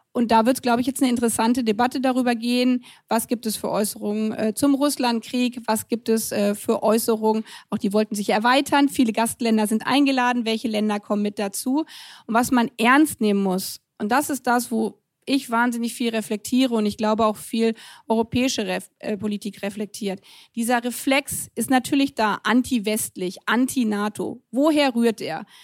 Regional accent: Germany; ich als Deutsche

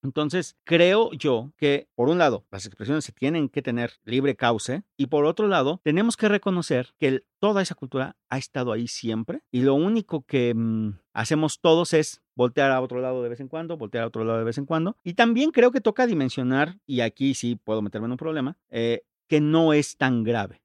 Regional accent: Mexico City, Mexico; Yo soy de la Ciudad de México, pero todos mis amigos de ese tiempo eran, eran de Tijuana

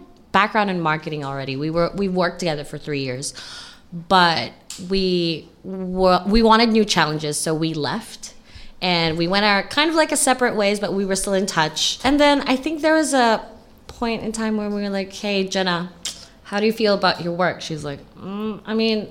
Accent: Hong Kong; I'm born and raised in Hong Kong

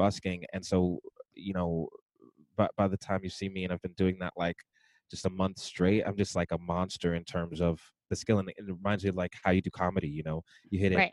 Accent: New York City, New York, United States; I'm from Brooklyn

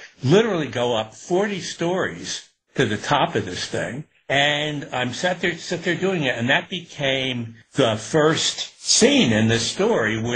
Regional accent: Newburgh, New York, United States; I was growing up in Newburgh in upstate

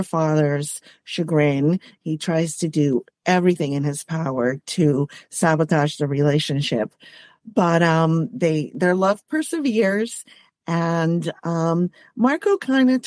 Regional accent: Puerto Rico; moved away as an adult; also born or lived in Boston; now in United States; Well, I am Puerto Rican. I grew up in Puerto Rico.

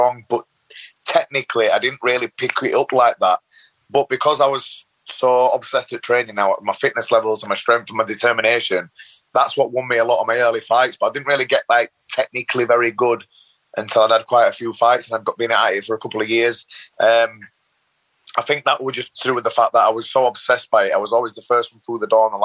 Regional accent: Leeds, Yorkshire and the Humber, United Kingdom; I grew up in Leeds, born and bred in Leeds, bit of a rough council estate area

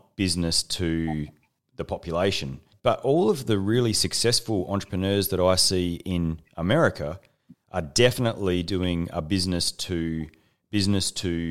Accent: Australia; I'm an Australian Special Forces officer

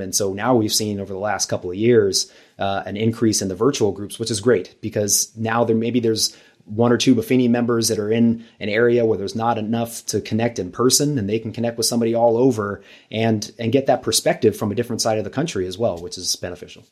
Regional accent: Los Angeles, California, United States; moved away as an adult; now in San Diego, United States; I'm from Los Angeles originally

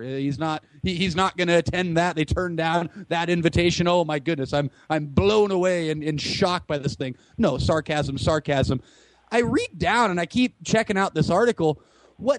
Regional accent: United States

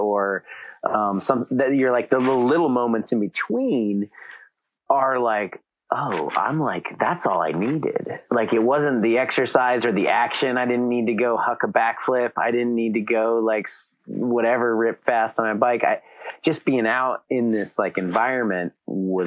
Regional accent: Alta, Wyoming, United States; moved away as an adult; also born or lived in Salt Lake City, Utah; I grew up in Alta, Wyoming.

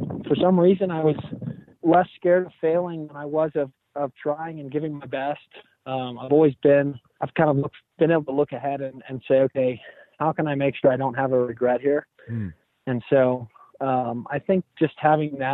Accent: Houston, Texas, United States; moved away as an adult; now in New Orleans, United States; I'm from Houston originally, so being in New Orleans has really been nice to be close to home

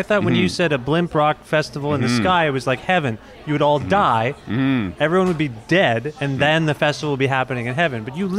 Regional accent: Cambridge, Ontario, Canada; I grew up in Cambridge, Ontario.

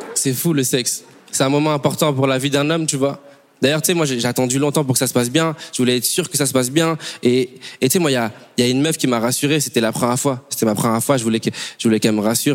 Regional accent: Bordeaux, Nouvelle-Aquitaine, France; also born or lived in Congo; je viens de Bordeaux

